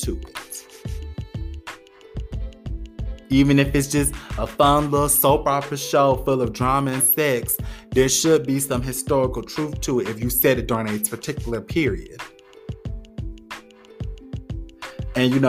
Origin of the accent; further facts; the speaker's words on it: United States; as an American black person